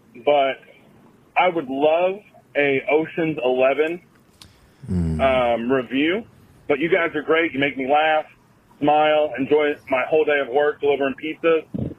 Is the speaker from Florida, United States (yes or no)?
yes; south of Tampa, Florida, United States; I'm from Florida, but south of Tampa.